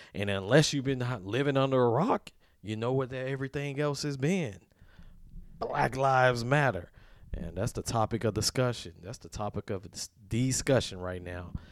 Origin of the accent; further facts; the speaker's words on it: Deep South, United States; I come from the South, like, deep South